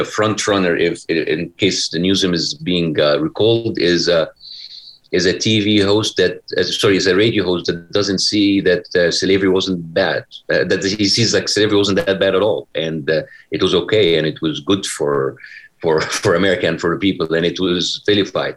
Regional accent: Egypt; moved away as an adult; now in California, United States; what I have gone through in Egypt, or I don't have to deal with them the same way that my parents dealt with me back in Egypt

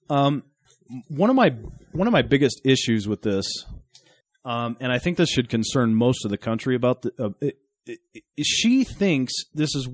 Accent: Boston, Massachusetts, United States; I tell people I'm from Boston, and they they don't say Boston, they say Baston.

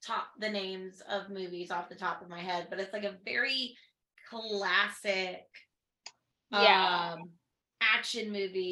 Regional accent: United States; growing up in America

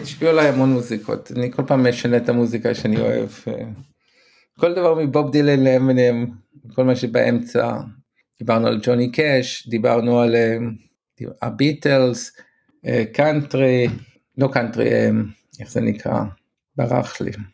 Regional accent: Israel; accent: Israeli; המבטא הישראלי שלי

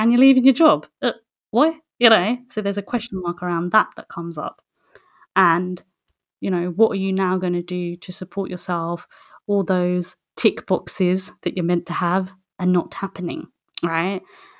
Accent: West Bengal, India; we're from West Bengal originally in India

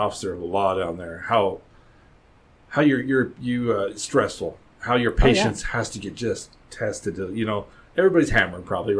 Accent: Colorado, United States; I'm from Colorado

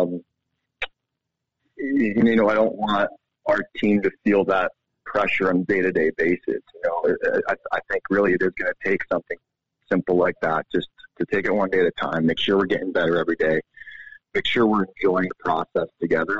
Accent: East Coast, United States; now in Montana, United States; I'm from the East Coast, and we spent 2 weeks back there visiting family

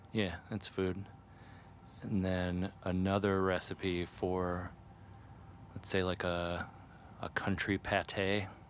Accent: Ohio, United States; I grew up in a town that had a college in it, and one of the college colors was orange. So there was a lot of orange around me growing up. And I'm from Ohio

